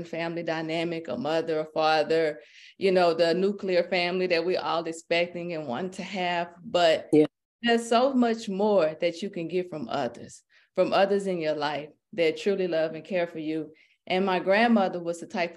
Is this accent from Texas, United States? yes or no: yes; Port Arthur, Texas, United States; now in Houston, United States; I was raised in Port Arthur by a single mom